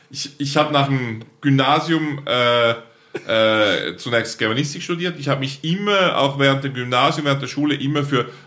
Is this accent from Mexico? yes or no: no; Altstätten, St. Gallen, Switzerland; Ich bin geboren in Altstetten, mhm. St. Karl Rheintal, also in der Ostschweiz.